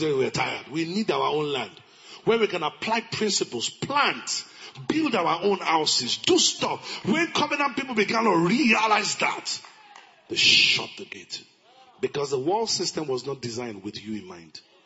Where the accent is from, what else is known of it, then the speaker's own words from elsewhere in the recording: Ilorin, Kwara, Nigeria; I grew up in Ilorin